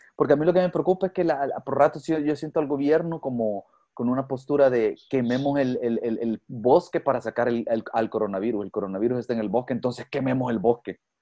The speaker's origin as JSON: {"language": "Spanish", "country": "El Salvador", "said": "como salvadoreño o como, como ciudadano"}